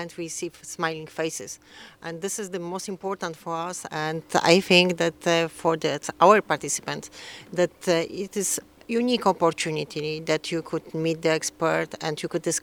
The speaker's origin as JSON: {"language": "English", "country": "Poland", "said": "from Poland"}